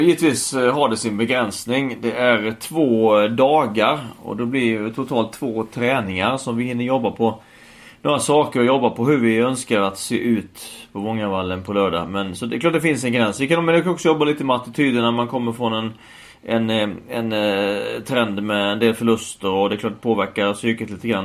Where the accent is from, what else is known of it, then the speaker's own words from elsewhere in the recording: Halmstad, Halland County, Sweden; min hemstad, min moderklubb